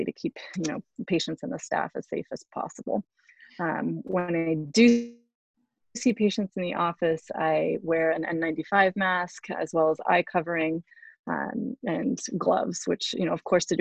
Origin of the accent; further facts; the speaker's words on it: Bay Area, California, United States; also born or lived in Albany, New York / Baltimore, Maryland; I grew up in the Bay Area as a first-generation American